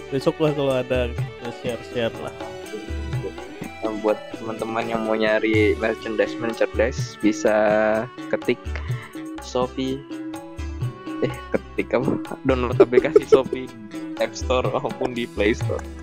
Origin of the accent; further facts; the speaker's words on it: Bayan, West Nusa Tenggara, Indonesia; born there; saya lahir di Bayan Lombok Barat dulu ya namanya sebelum ganti Lombok Utara